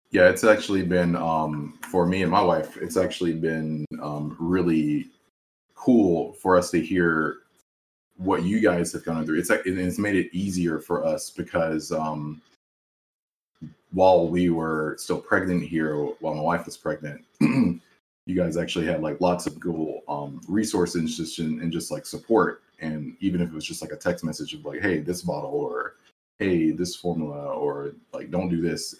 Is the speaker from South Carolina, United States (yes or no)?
yes; South Carolina, United States; I grew up obviously in South Carolina with all these other guys